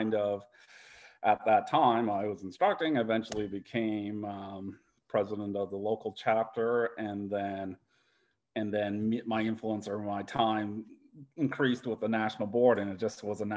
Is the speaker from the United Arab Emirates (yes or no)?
no; Canada; we as Canadian SOMMs